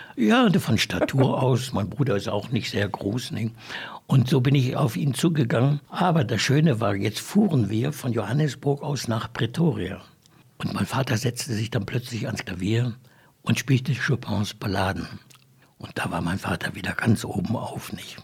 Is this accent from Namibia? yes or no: yes; Windhoek, Khomas, Namibia; da bin ich dann also hier in Windhoek groß geworden, bin dann hier auch zur Schule gegangen, HPS